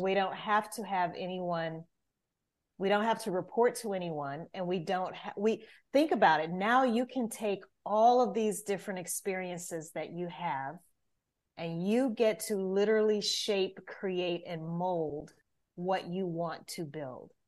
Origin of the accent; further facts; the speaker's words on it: Louisiana, United States; moved away as an adult; now in Atlanta, United States; I'm originally from Louisiana